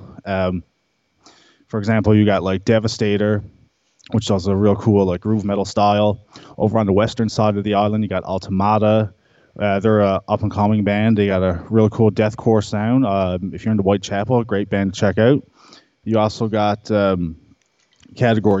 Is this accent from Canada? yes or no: yes; Bonavista, Newfoundland and Labrador, Canada; growing up in Bonavista, there's not really much access